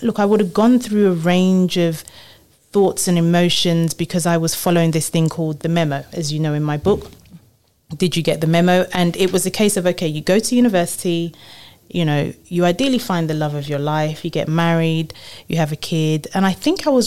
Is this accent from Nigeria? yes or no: yes; Nigeria; moved away; also born or lived in London; I was born in London, but really grew up in Nigeria